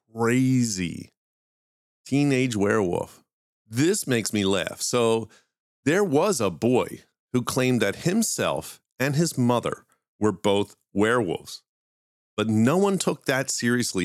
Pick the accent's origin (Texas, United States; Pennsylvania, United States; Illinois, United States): Pennsylvania, United States; Philadelphia; accent: Philly; that's just my Philly accent